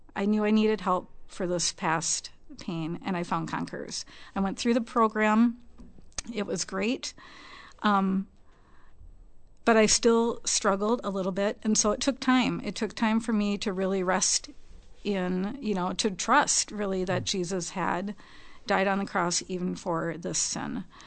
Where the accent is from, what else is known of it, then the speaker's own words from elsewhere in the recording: Minnesota, United States; we moved back here to Minnesota, where we were both born and raised